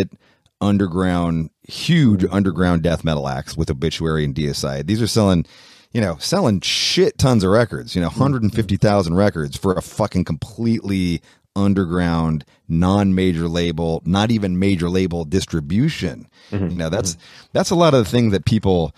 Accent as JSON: {"language": "English", "town": "Oakland", "region": "California", "country": "United States", "said": "we're from Oakland, so we're from the Bay Area, so we're 6 hours north of Los Angeles."}